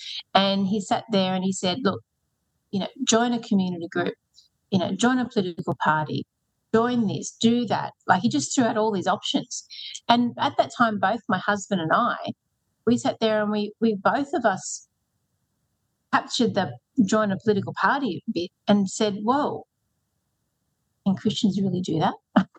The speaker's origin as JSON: {"language": "English", "town": "Newcastle", "region": "New South Wales", "country": "Australia", "also_born_or_lived": "Sydney, Australia", "moved": "as an adult", "lives_now": "Western Sydney, Australia", "said": "I moved to Western Sydney when I married Mark, who's a Western Sydney boy. And I came originally from Newcastle, and I came to Sydney to go to university."}